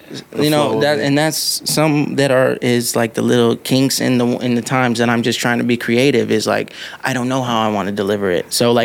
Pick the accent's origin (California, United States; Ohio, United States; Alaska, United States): California, United States; Pasadena, West Covina, Covina area; also born or lived in Los Angeles, California; now in Las Vegas, United States; On my birth certificate, it says L.A., but I spent most time in, like, around Pasadena, West Covina, Covina area.